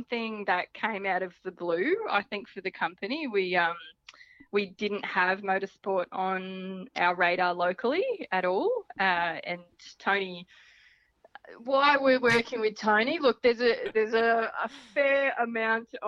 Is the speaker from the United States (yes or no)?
no; Central Queensland, Australia; I'm from Central Queensland. So when I was 15 or something or other, we did a spate of homeschooling